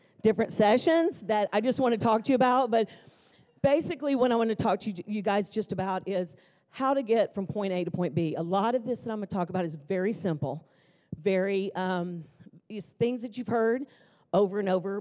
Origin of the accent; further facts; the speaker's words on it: Jackson, Mississippi, United States; also born or lived in Nashville, Tennessee; now in Tulsa, United States; I grew up in Jackson, Mississippi. My dad was an attorney